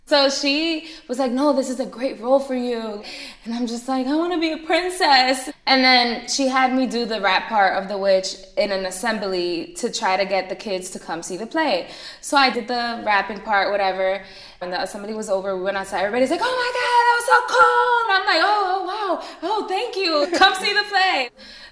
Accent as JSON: {"language": "English", "town": "Jersey City", "region": "New Jersey", "country": "United States", "tie": "born or raised there", "also_born_or_lived": "Madison, New Jersey", "said": "Born and raised in Jersey City"}